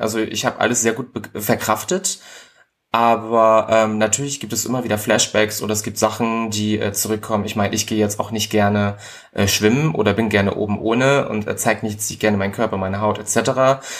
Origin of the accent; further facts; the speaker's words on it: Ribnitz-Damgarten, Mecklenburg-Vorpommern, Germany; now in Berlin, Germany; Also geboren bin ich in, Rib, äh, in Ribnitz-Dammgarten in Mecklenburg-Vorpommern